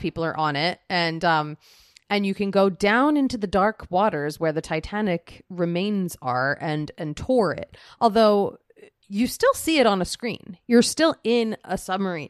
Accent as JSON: {"language": "English", "town": "Philadelphia", "region": "Pennsylvania", "country": "United States", "tie": "born or raised there", "said": "I was born in Philadelphia."}